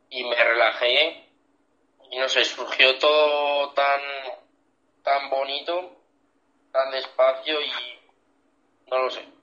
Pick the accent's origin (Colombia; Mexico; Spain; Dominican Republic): Spain; Zaragoza, Aragon; Fue en mi tierra, en Zaragoza